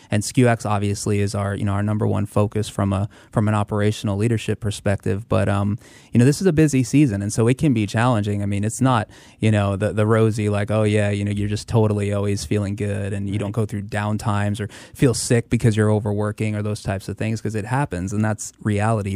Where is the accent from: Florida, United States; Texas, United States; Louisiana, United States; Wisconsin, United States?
Florida, United States; Tampa; also born or lived in Hackensack, New Jersey; I was born in Hackensack, New Jersey, and, uh, actually moved with my family to Florida, to Tampa, uh, when I was nine years old